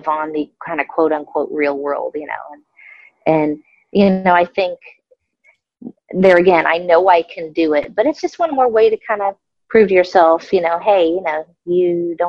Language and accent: English; Florida, United States; now in Illinois, United States; I'm from Florida